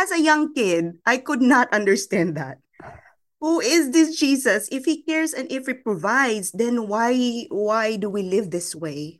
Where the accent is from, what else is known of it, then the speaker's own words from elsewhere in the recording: Philippines; I was born and raised in the Philippines